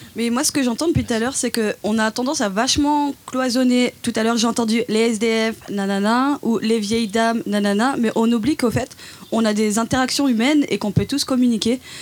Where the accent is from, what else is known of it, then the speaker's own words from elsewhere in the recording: Dijon, Bourgogne-Franche-Comté, France; je viens de Dijon